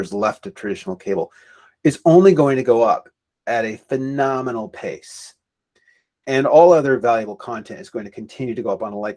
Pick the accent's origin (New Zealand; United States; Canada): Canada; I'm Canadian